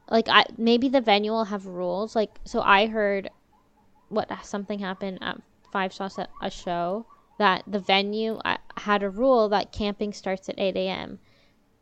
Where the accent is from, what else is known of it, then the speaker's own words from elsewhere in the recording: Toronto, Ontario, Canada; as a Toronto living person that my hometown show wasn't announced